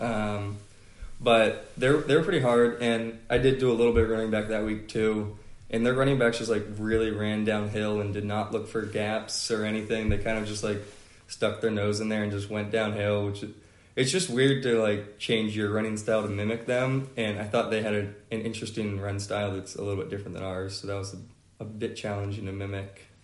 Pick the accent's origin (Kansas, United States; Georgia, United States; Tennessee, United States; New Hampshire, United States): Georgia, United States; Atlanta; I'm from Atlanta, Georgia